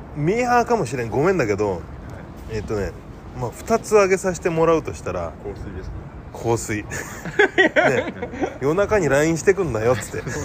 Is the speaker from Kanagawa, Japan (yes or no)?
yes; Yokohama, Kanagawa, Japan; 地元、地元の横浜の